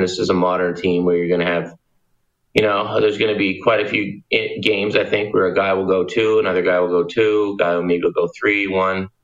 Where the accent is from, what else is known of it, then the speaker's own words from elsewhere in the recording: Pictou, Nova Scotia, Canada; Will a guy from Pictou, where I'm from, drive to Moncton?